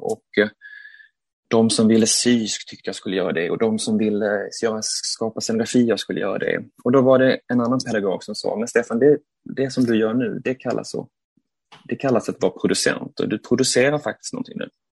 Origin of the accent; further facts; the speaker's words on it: Malmö, Skåne, Sweden; Jag är jag är från Malmö och eh, växte upp i eh, Malmö